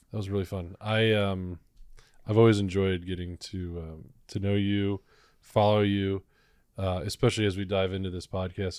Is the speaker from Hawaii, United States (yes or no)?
no; Cleveland, Ohio, United States; I'm from Cleveland.